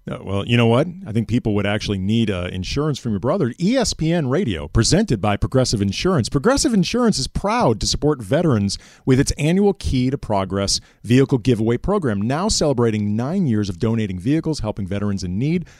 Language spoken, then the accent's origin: English; Phoenix, Arizona, United States; I was born in Arizona. I was born in Phoenix